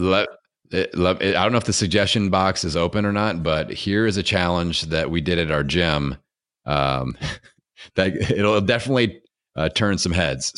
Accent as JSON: {"language": "English", "region": "Indiana", "country": "United States", "accent": "Hoosier", "said": "I'm from Indiana"}